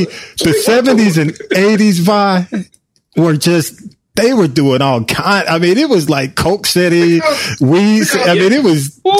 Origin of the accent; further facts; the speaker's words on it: Atlanta, Georgia, United States; because I grew up in Atlanta